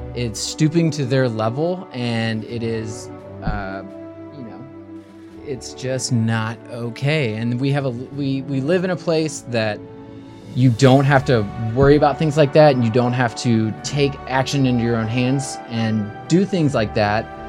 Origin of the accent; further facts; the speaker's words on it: Memphis, Tennessee, United States; moved away as an adult; born and raised in Memphis